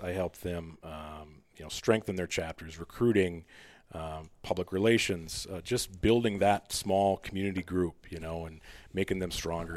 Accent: Mound, Minnesota, United States; my hometown, this mound, the western Minnetonka, the west metro

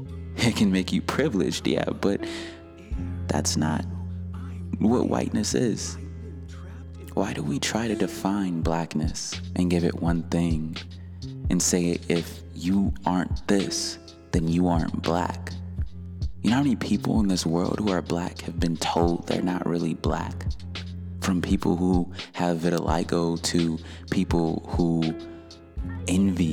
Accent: Detroit, Michigan, United States; I grew up in Detroit, Michigan, and in a part where some would refer to as the hood

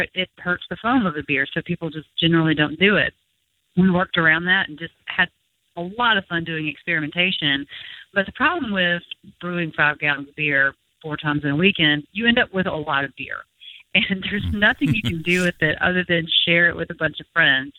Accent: Mississippi, United States; having started this in my home state and being able to stay in my home state

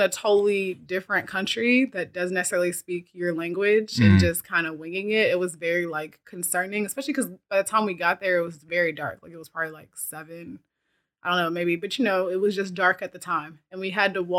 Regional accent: South Africa; but usually like I'm from South Africa. So normally like when I go to South, my parents live there.

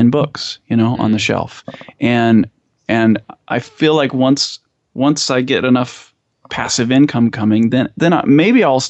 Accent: United States; also born or lived in Idaho / Utah; I grew up in Idaho and Utah

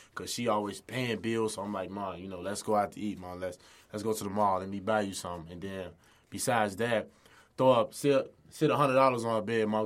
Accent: Chicago, Illinois, United States; I grew up in the Chicago area on the west side.

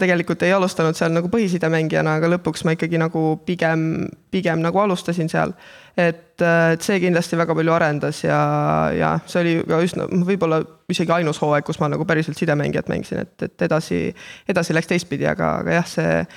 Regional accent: Kohila, Rapla County, Estonia; minu kodulinna Kohilasse

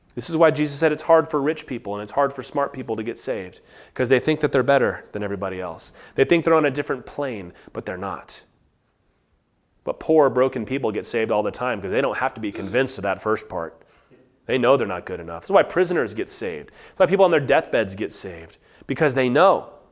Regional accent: United States

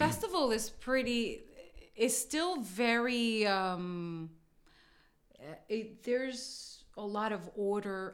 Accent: New York City, New York, United States; I was born in Brooklyn.

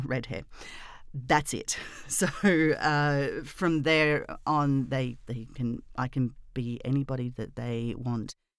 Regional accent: Australia; I'm obviously Australian

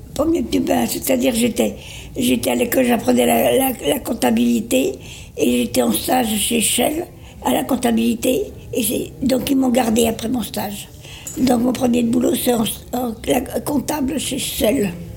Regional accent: Paris, Île-de-France, France; je suis née euh, à Paris. Mes parents sont de la Franche-Comté.

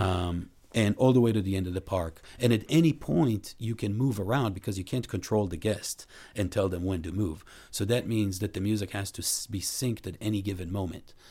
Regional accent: Israel; moved away as an adult; also born or lived in Boston, United States; now in Los Angeles, United States; I grew up in Israel

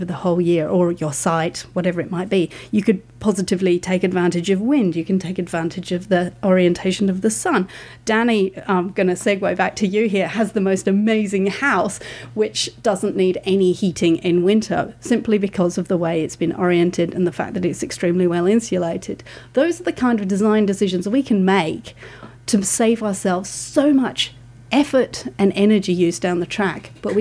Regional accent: United Kingdom; now in Australia

